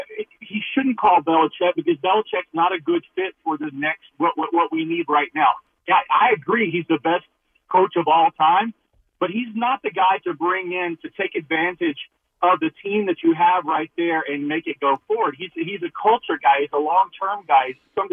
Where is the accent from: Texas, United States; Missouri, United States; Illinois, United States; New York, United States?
Texas, United States; West; now in Norwalk, United States; a 50-year-old Cowboys fan my whole life, born and raised in West Texas.